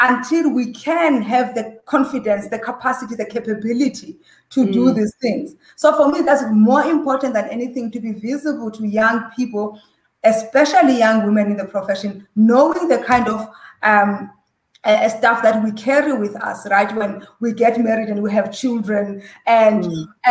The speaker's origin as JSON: {"language": "English", "town": "Butterworth", "region": "Eastern Cape", "country": "South Africa", "tie": "born or raised there", "said": "we were growing up in Butterworth, in the Transkei and in the villages, boarding school"}